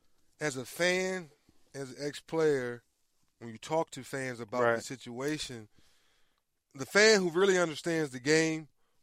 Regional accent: Northern Virginia, United States; We're from Northern Virginia, right outside of D.C.

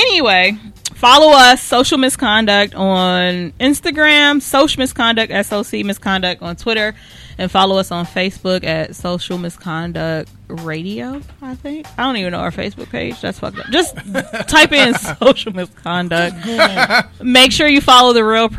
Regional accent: Chicago, Illinois, United States; we're from Chicago

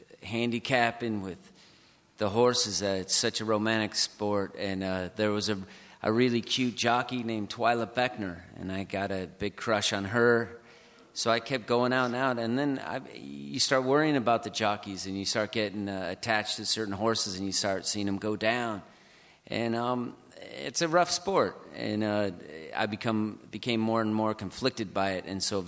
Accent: Reno, Nevada, United States; moved away as an adult; Yeah, you know, I moved here in 1994 from Reno, Nevada, and I was so homesick. I'd never lived in such a big city, and I wanted to move home

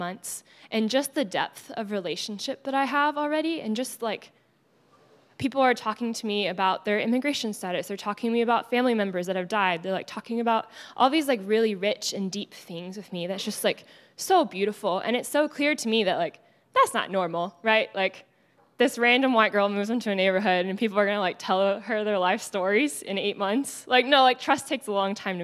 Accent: Texas, United States; accent: Texas; moved away as an adult; now in Los Angeles, United States; my Texas accent

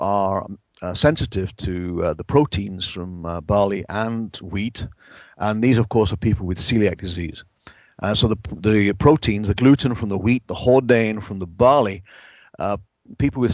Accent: England, United Kingdom; moved away; Back in my home country of England

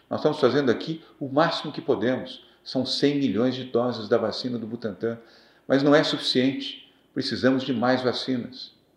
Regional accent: Brazil; brasileiro que ama o seu país

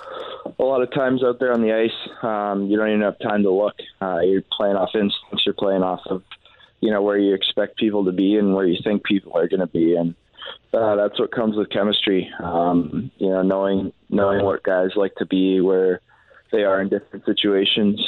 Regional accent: Canada; we're Canadian

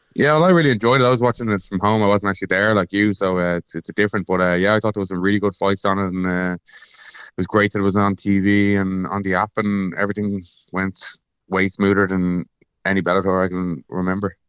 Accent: Ireland; I'm Irish

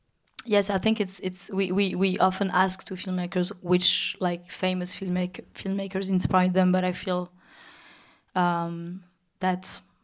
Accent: Paris, Île-de-France, France; even if I grew up in Paris in Europe, and that my intellectual artistic influences and background are built by a very Western culture, I think my African origins, and I don't know how to say my African, the African part of me

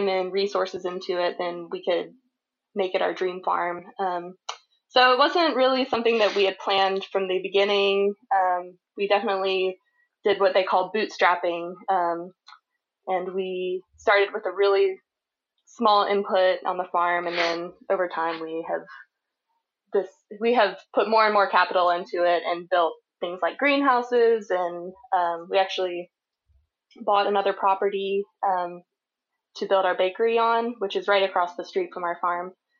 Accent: Charlottesville, Virginia, United States; now in Bedford County, United States; I grew up in Charlottesville, Virginia, but now we live in Bedford County

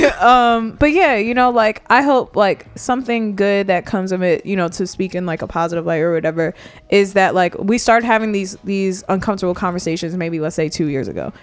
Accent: New York, United States; I'm from New York

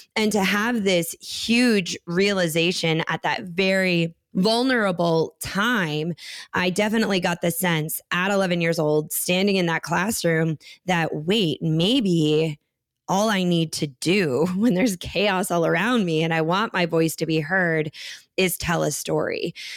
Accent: Minneapolis, Minnesota, United States; where I grew up in Minneapolis

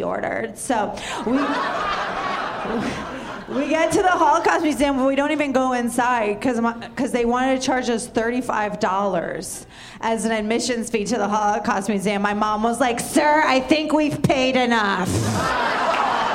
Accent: Tampa, Florida, United States; moved away; I was growing up in Tampa

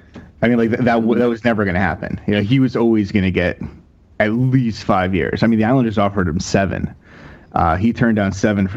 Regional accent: Connecticut, United States; my background is, I grew up in Connecticut.

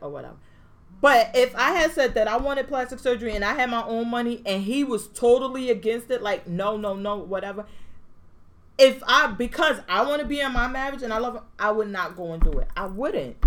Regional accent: Jersey City, New Jersey, United States; I'm from Jersey City

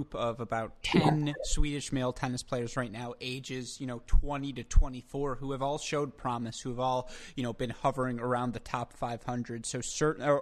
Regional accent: United States

